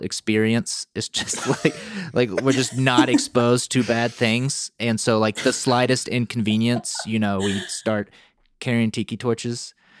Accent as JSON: {"language": "English", "region": "North Carolina", "country": "United States", "tie": "born or raised there", "said": "where I grew up in North Carolina"}